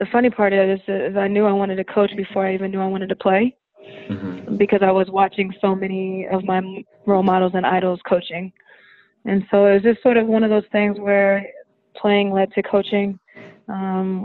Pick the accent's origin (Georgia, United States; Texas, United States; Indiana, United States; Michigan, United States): Indiana, United States; also born or lived in North Carolina; now in Miami, United States; I'm from Indiana